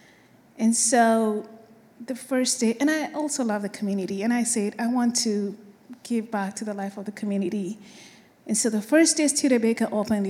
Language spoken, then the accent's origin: English; Kenya; moved away; I am from Kenya